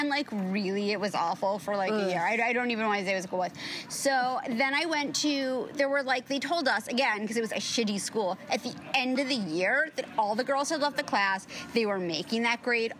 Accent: New York City, New York, United States; I grew up on the Upper East Side, and Upper East Side has notoriously shitty public schools

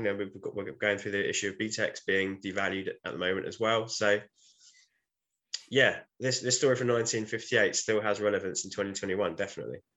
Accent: United Kingdom; But we're British

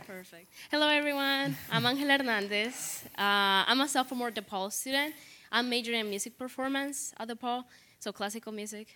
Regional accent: Honduras; moved away as an adult; now in Chicago, United States; I grew up in Honduras. I moved here just a year and a half ago.

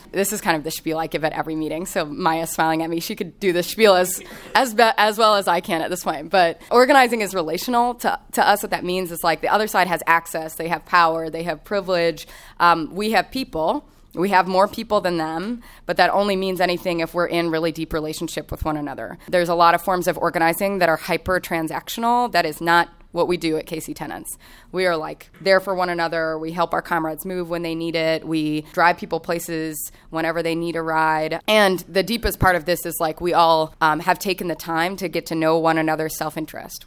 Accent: Kansas City, Kansas, United States; moved away as an adult; also born or lived in Chicago; I grew up in Kansas City on the Kansas side of the state line.

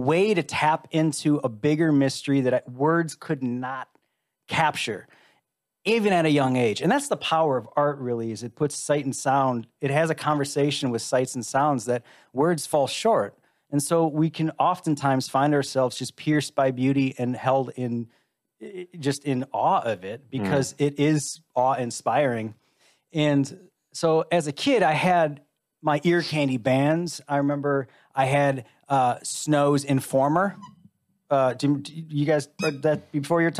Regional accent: Chicago, Illinois, United States; I grew up in Chicago

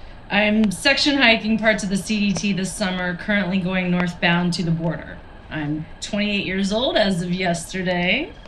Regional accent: Brooklyn, New York, United States; also born or lived in St. Petersburg, Russia; because I grew up in Brooklyn.

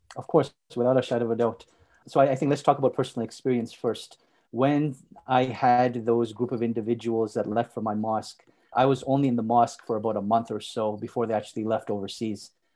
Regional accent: Montreal, Quebec, Canada; moved away as an adult; also born or lived in Saudi Arabia; now in Calgary, Canada; I was born and raised in Montreal, and I spent the vast majority of my life there.

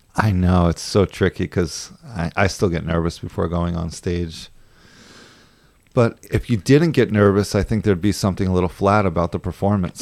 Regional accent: New York, United States; moved away; also born or lived in San Francisco / Los Angeles; I'm actually from New York, but I lived in California for a while

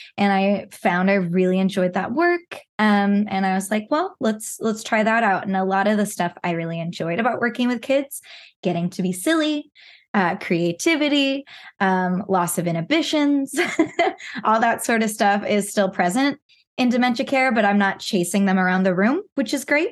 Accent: Pacific Northwest, United States; I was born and raised in the Pacific Northwest

